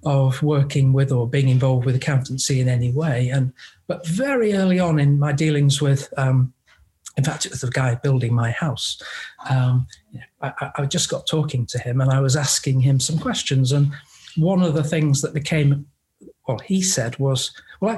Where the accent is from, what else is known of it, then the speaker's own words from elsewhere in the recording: England, United Kingdom; moved away; I'm actually English